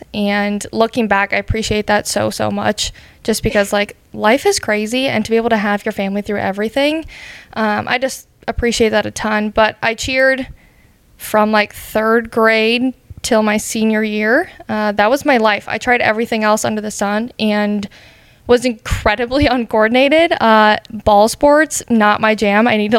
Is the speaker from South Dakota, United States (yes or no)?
yes; South Dakota, United States; I grew up in South Dakota.